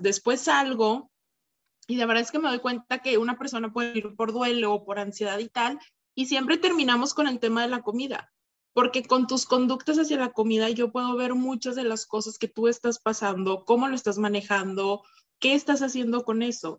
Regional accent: Torreón, Coahuila, Mexico; also born or lived in Mexico City, Mexico; yo soy de Torreón. Entonces yo estudié primero aquí la licenciatura.

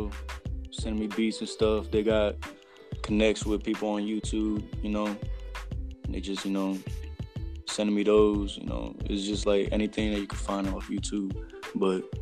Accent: Allentown, Pennsylvania, United States; now in Marsville; I was born in Allentown, PA. Living in Marsville right now.

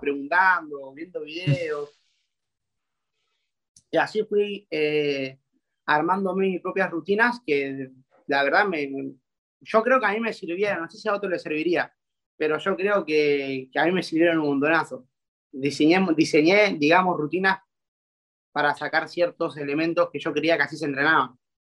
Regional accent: Argentina; tengo 20 años y soy de Argentina

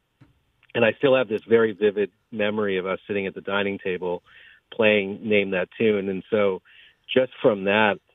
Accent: Germantown, New York, United States; I grew up not far from here, mostly in Germantown.

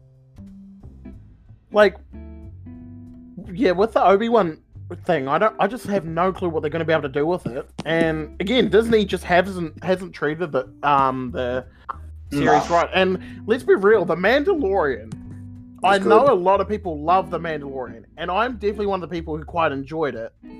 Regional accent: New Zealand; me being a New Zealander

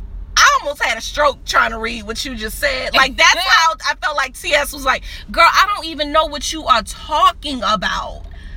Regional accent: New Orleans, Louisiana, United States; And I'm from New Orleans.

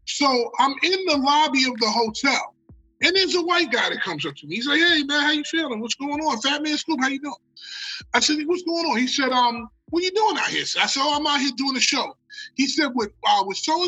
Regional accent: United States; I'm from America

